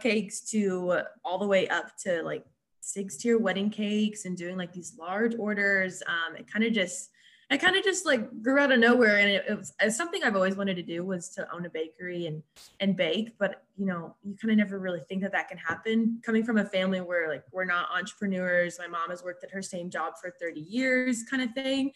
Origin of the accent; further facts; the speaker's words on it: Springdale, Arkansas, United States; moved away as an adult; now in Fort Smith, United States; I'm from Springdale, Arkansas, but I currently live in Fort Smith, Arkansas